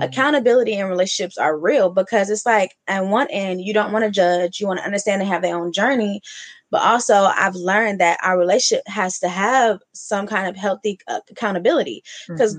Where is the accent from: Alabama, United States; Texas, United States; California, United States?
California, United States; Oakland; moved away; also born or lived in Atlanta; I'm from the city. I'm from Oakland. I lived in Atlanta.